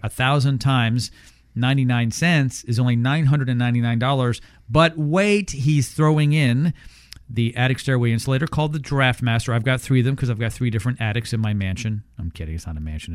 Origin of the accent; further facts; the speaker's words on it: Canada; now in United States; I grew up up north. I grew up in Canada